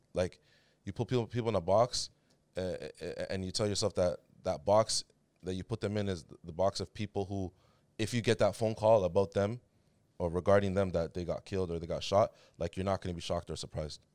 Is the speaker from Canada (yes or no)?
yes; Toronto, Ontario, Canada; also born or lived in Riyadh, Saudi Arabia; Grew up in downtown Toronto